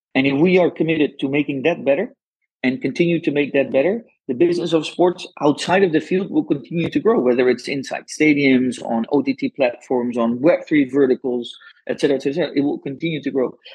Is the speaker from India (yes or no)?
no; Netherlands; English is a second language; I'm Dutch, uh, but probably everyone listening heard from my accent already.